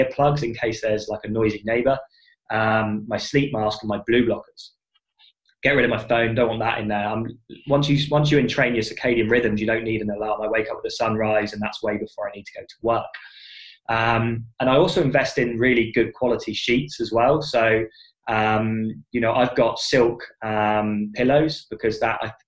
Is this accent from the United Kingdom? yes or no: yes; United Kingdom; I'm British from birth.